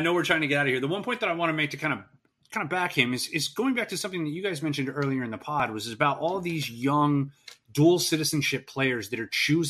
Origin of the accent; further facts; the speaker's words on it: United States; as an American soccer fan